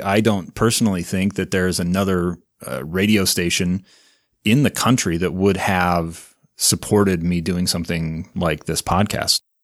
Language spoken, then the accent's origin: English; South Davis County, Utah, United States; I grew up in South Davis County, went to Viewmont High School and, uh, the University of Utah